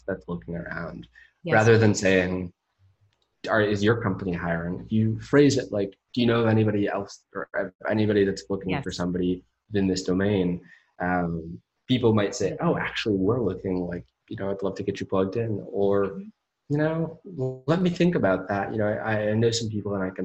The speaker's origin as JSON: {"language": "English", "town": "Menlo Park", "region": "California", "country": "United States", "tie": "born or raised there", "moved": "as an adult", "lives_now": "Austin, Texas, United States", "said": "I grew up in Menlo Park with Facebook"}